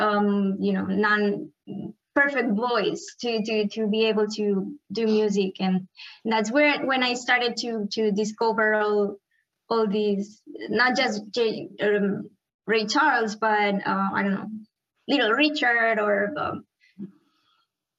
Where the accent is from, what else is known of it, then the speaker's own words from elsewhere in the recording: Cerdanyola del Vallès, Catalonia, Spain; moved away; also born or lived in Miami, United States; I grew up in a town called Sardanyola, very close to Barcelona